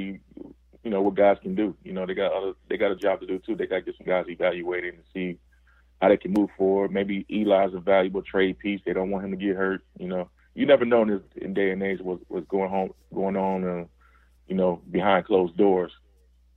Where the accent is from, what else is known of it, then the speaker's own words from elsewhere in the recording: Chicago, Illinois, United States; I grew up in Chicago